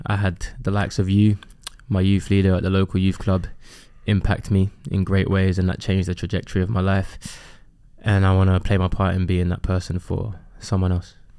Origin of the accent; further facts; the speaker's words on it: London, United Kingdom; I grew up in Custom House on an estate.